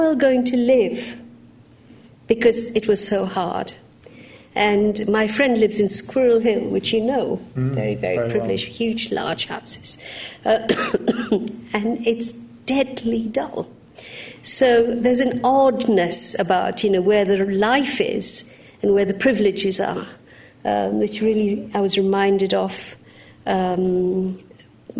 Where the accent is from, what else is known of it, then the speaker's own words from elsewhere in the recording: Uganda; now in United Kingdom; I was born in Uganda